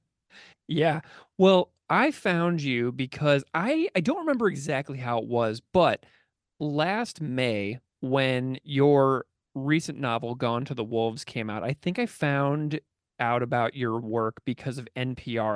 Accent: St. Louis, Missouri, United States; now in Buffalo, United States; I grew up in the suburbs of Saint Louis, Missouri

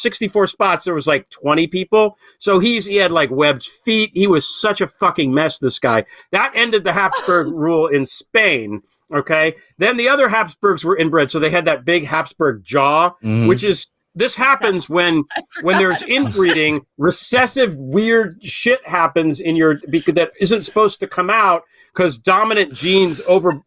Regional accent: United States; as an American and as a creative person

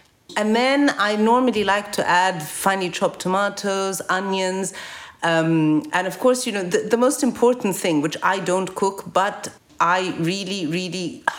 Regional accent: Cairo, Cairo Governorate, Egypt; And she describes Zamalek, the neighborhood I grew up in the Cairo that I grew up during the same time.

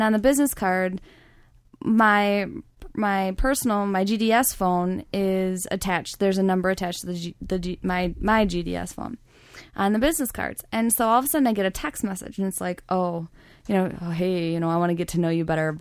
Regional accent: Detroit, Michigan, United States; I'm from the Detroit.

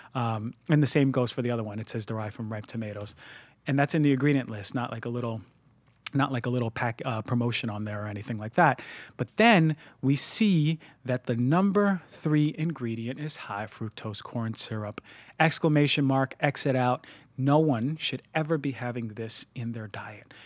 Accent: New Jersey, United States; now in Los Angeles, United States; I'm from New Jersey

